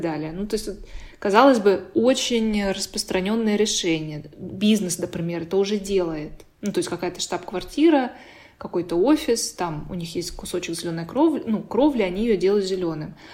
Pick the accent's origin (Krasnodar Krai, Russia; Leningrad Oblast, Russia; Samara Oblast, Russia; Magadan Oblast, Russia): Krasnodar Krai, Russia; Sochi; я сама из Сочи, ну, я там родилась и выросла